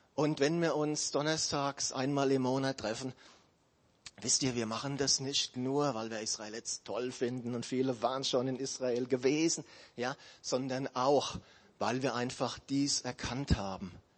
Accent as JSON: {"language": "German", "country": "Germany", "said": "wir Deutsche"}